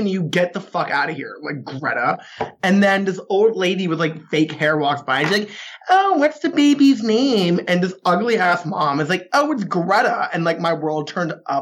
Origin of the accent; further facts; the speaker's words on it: New England, United States; I'm from New England